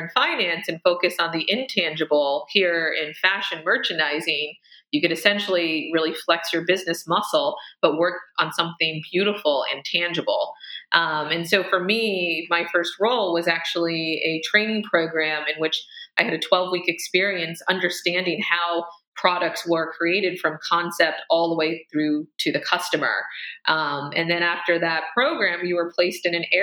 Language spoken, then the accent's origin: English; Amish-influenced community, Pennsylvania, United States; moved away as an adult; also born or lived in Pittsburgh; now in New York City, United States; growing up, you know, 90 miles, you know, 2 hours outside of New York City, I was always just mesmerized by the opportunity and the energy of the city, especially growing up in a community that is influenced by, you know, Amish.